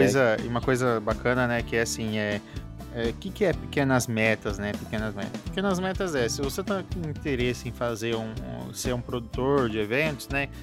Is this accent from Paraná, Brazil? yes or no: yes; Maringá, Paraná, Brazil; eu sou de Maringá, no Paraná